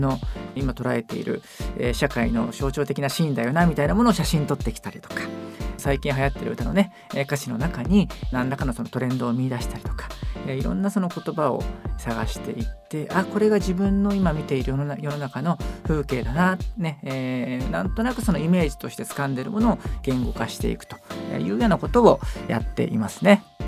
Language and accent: Japanese; Tokyo, Japan; 東京生まれだったので